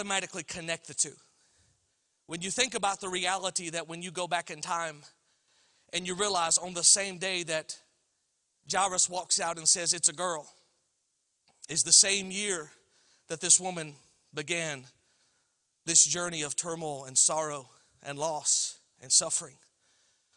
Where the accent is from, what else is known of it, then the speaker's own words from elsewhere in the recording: Alabama, United States; I'm from Alabama